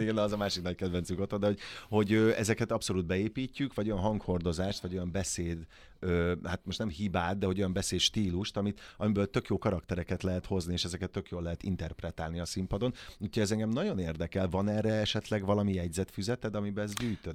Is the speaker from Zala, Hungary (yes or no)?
no; Kaposvár, Somogy, Hungary; moved away; én Kaposvári vagyok, csodálatos nagymamám volt